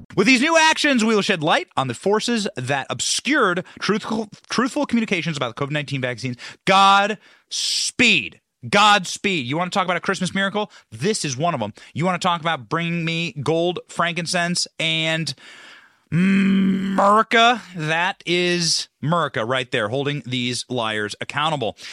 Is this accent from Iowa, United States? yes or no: yes; Iowa, United States; now in Tampa Bay, United States; I'm from Iowa. That's where I was raised.